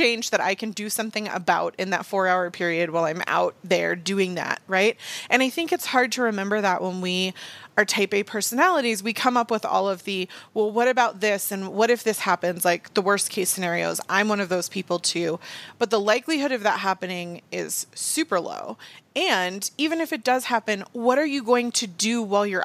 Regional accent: Virginia Beach, Virginia, United States; I grew up in Virginia Beach

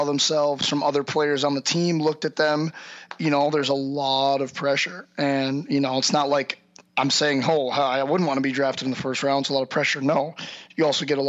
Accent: St. Louis, Missouri, United States; I'm from St. Louis. I grew up in St. Louis

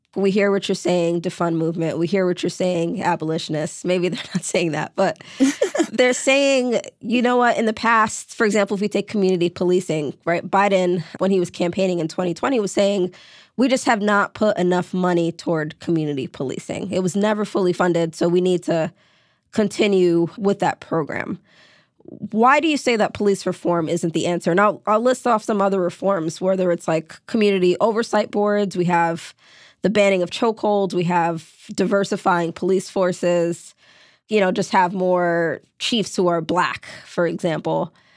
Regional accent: New York City, New York, United States; I grew up in New York City. When I was in high school, senior year, I was violently mugged in my neighborhood in Brooklyn.

